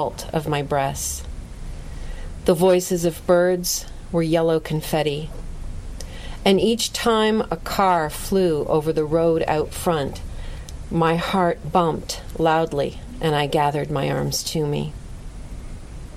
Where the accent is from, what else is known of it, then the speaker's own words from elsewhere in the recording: Lucan, Ontario, Canada; I grew up in Lucan, Ontario, which is in southwestern Ontario, a little village.